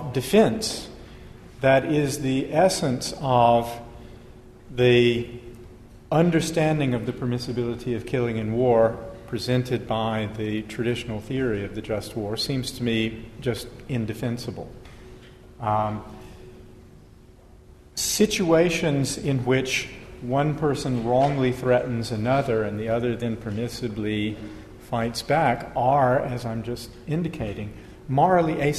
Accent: United States; I'm American

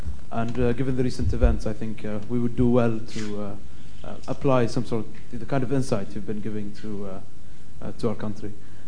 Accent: Bahrain; now in London, United Kingdom; I'm a student here at the LSE, and I come from Bahrain.

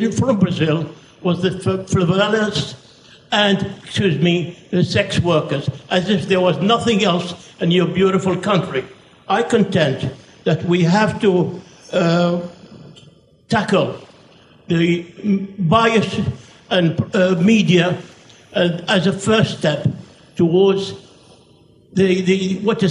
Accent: Iraq; moved away; I'm from Iraq originally

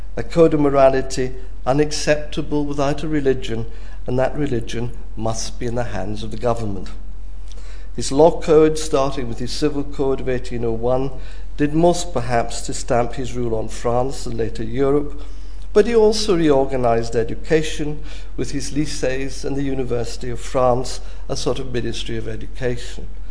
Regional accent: Scotland, United Kingdom; as a Scot

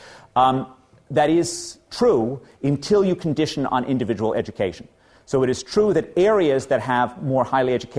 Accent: New York, United States; as a New Yorker

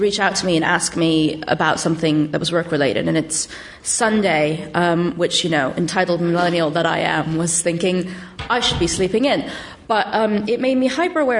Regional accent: Silicon Valley, California, United States; moved away as an adult; now in London, United Kingdom; I'm from the Silicon Valley originally.

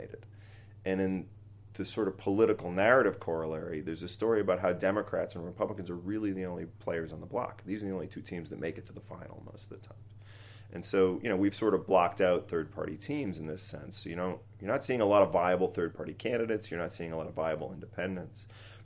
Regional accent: Boston, Massachusetts, United States; I'm a Boston Red Sox fan because I grew up in Boston.

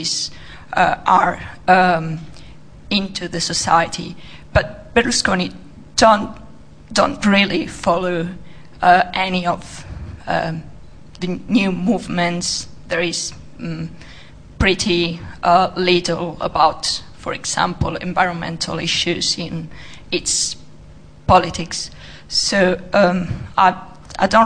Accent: Italy; I'm from Italy.

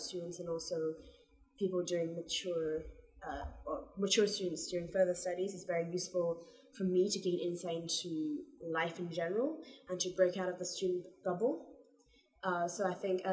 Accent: Hong Kong; moved away as an adult; now in London, United Kingdom; I'm from Hong Kong.

